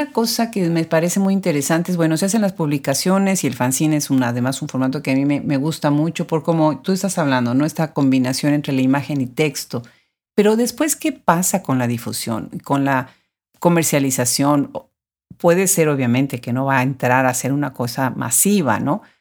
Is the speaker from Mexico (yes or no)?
yes; Mexico; Yo soy de México.